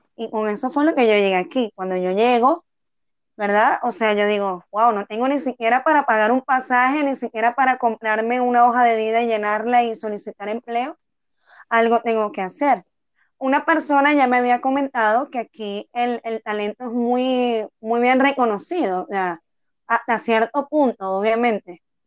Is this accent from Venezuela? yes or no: yes; Tucupita, Delta Amacuro, Venezuela; moved away as an adult; now in Bogotá, Colombia; Yo soy de Tucupita, estado del Tamacuro, oriental.